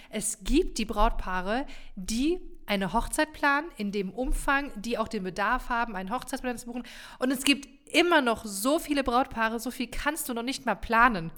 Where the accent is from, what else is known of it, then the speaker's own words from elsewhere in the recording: Rhine-Main area, Germany; hier bei uns im Rhein-Main-Gebiet